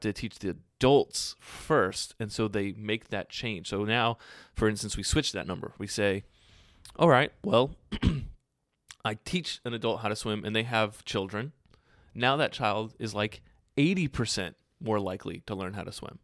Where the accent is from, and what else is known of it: United States